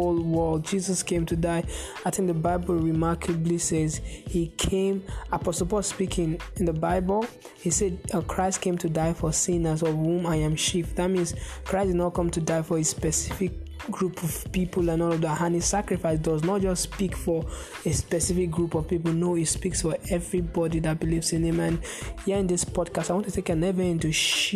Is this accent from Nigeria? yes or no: yes; Nigeria; I'm from Nigeria